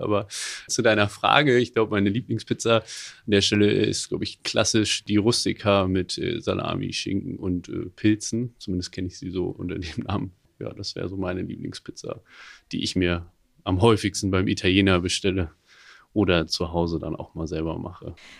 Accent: near Höxter, North Rhine-Westphalia, Germany; moved away as an adult; now in Hamburg, Germany; ich komme eigentlich aus der Nähe von Höxter

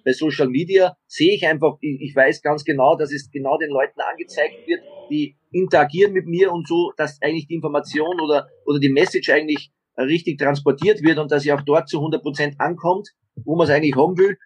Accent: Austria; now in Garching, Germany; bei uns in Österreich

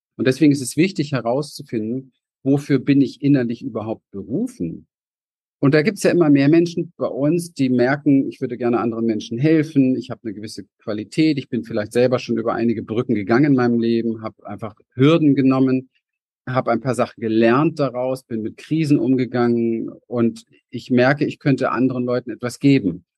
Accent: Berlin, Germany; ich bin in Berlin im Hinterhof aufgewachsen

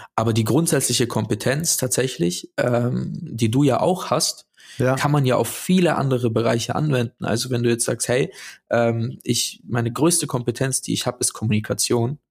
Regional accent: Stuttgart, Baden-Württemberg, Germany; ich bin in Neugereuth aufgewachsen.

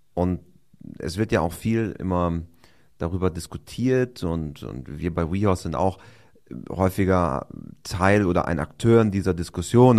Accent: Osnabrück Land, Lower Saxony, Germany; wir kommen ja interessanterweise beide aus dem Ostenrücker Land

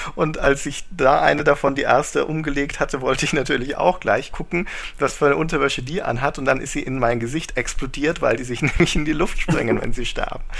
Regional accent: Germany; als Deutscher

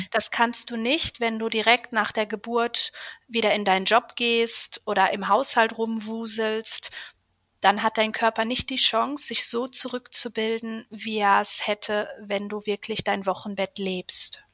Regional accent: Schwerte, North Rhine-Westphalia, Germany; ich komme aus Schwerte, das ist im Ruhrgebiet bei Dortmund und habe dort ein kleines Yoga-Studio seit 2020

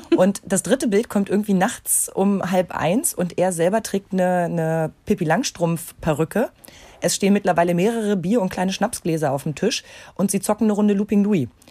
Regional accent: East Germany, Germany; ich bin ja noch gebürtig aus der DDR.

